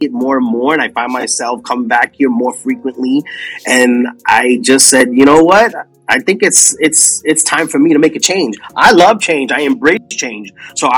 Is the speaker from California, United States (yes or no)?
no; New York City, New York, United States; moved away as an adult; now in Austin, United States; I was brought up and raised in Queens, New York. So I was there my whole life, born and raised there.